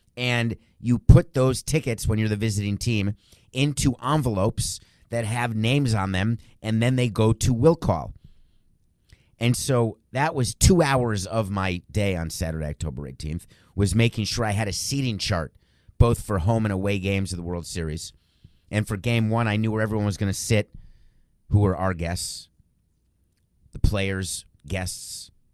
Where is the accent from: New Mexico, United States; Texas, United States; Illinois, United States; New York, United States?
New York, United States; I'm a New Yorker, moved there in nineteen seventy-four. I was young, I was a kid